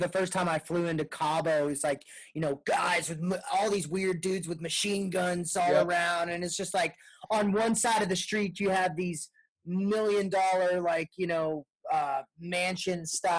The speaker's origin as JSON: {"language": "English", "region": "Texas", "country": "United States", "said": "I'm from Texas"}